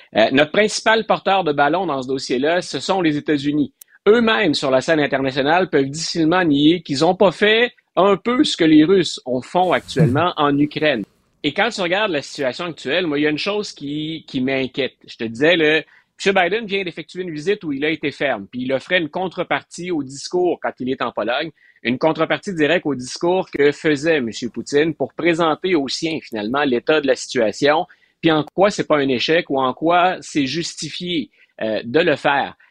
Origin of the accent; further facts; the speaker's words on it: Quebec, Canada; comme Québécois